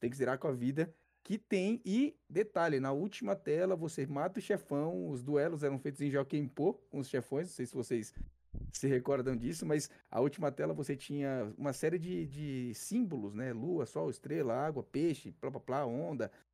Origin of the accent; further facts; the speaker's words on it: São Paulo, Brazil; sou de São Paulo, sou São Paulo, capital. Zona Sul